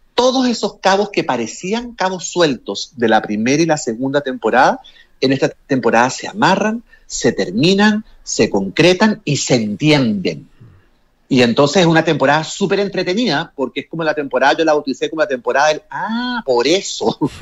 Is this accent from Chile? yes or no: yes; Chile; moved away as an adult; also born or lived in Mexico / New York; yo me fui de Chile el año 95, o sea, yo llevo más años viviendo fuera de Chile que en Chile.